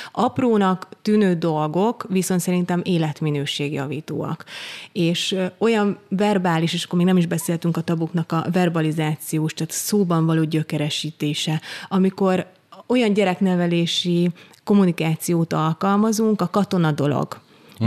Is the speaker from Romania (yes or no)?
no; Eger, Heves, Hungary; én Egerben nőttem föl